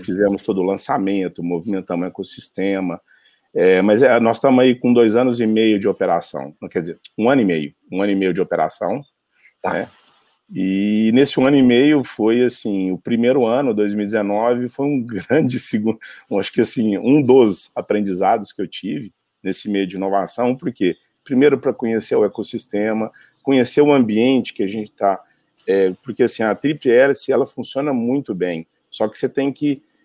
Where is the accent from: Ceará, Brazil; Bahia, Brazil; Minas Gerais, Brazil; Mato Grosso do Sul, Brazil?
Minas Gerais, Brazil; Uberaba; also born or lived in São Paulo; eu sou de Uberaba, Minas Gerais